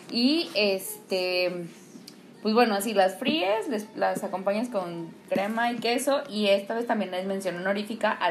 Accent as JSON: {"language": "Spanish", "region": "Mexico City", "country": "Mexico", "said": "Bueno, porque soy chilanga, para mí es huitlacoche"}